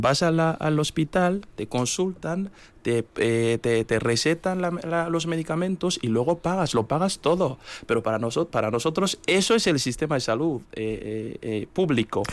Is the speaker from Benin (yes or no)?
yes; Kérou, Atakora, Benin; now in Vitoria-Gasteiz, Spain; yo soy de Querú. Querú es, una, es un pequeño municipio del norte de Benín